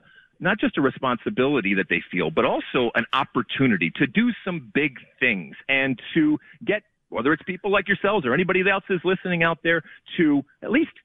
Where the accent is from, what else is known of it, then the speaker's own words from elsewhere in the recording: Detroit, Michigan, United States; I grew up in Detroit